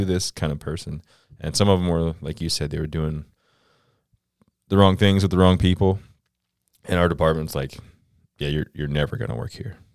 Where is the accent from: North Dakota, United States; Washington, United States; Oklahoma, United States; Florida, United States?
Florida, United States; Central; moved away as an adult; I'm from Central Florida